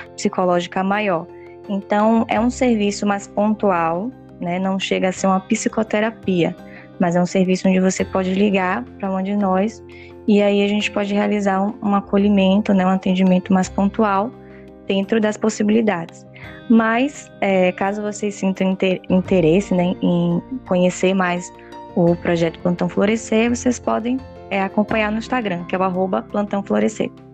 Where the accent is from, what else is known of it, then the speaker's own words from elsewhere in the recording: Salvador, Bahia, Brazil; Nós somos de Salvador